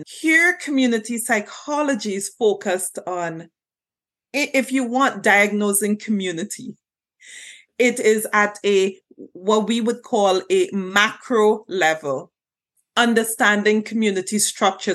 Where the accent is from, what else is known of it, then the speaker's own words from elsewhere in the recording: Trinidad & Tobago; moved away as an adult; also born or lived in Jamaica; now in Canada; I was born and raised in Trinidad and Tobago